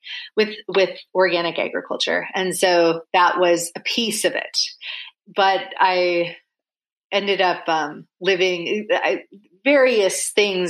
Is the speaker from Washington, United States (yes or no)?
yes; Washington, United States; also born or lived in Vancouver, Washington / Idaho; I was born in Vancouver, Washington. So the Vancouver in the US, not in Canada. And then I lived for a short time in Idaho, then moved back to Washington State. And that's where I grew up.